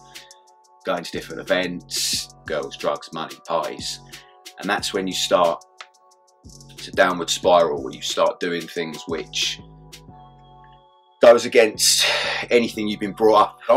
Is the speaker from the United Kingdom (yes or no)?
yes; Kent, South East England, United Kingdom; I grew up in Kent.